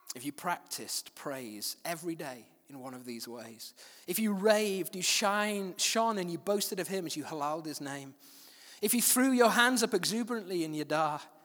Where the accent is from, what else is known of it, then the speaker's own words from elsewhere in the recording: Manchester, North West England, United Kingdom; also born or lived in West Yorkshire; I moved at the age of seven to a place, Manchester